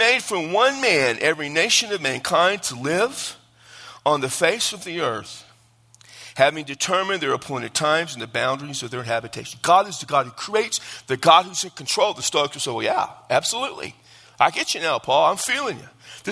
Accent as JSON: {"language": "English", "region": "Texas", "country": "United States", "said": "I'm from Texas."}